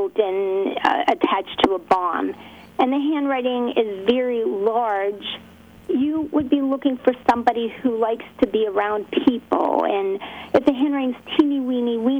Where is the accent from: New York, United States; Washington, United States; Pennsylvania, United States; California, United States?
Pennsylvania, United States; Pittsburgh; I'm from Pittsburgh